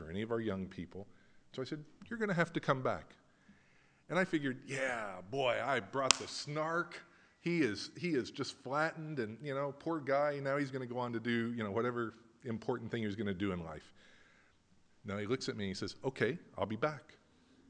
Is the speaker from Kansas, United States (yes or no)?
yes; Central Kansas, United States; moved away; also born or lived in Southern California; I grew up in Central Kansas.